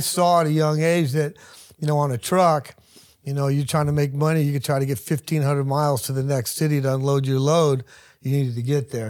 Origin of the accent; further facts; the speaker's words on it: Hayward, California, United States; I grew up in Hayward